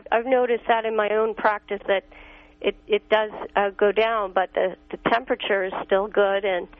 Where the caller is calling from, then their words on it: New York, United States; Hi, I'm calling from New York.